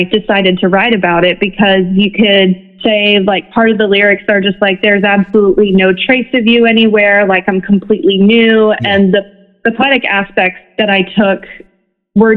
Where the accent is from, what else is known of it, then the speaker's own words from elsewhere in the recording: Memphis, Tennessee, United States; moved away as an adult; now in Nashville, United States; I'm currently based in Nashville, Tennessee, but the vast majority of my life, I grew up in Memphis, Tennessee.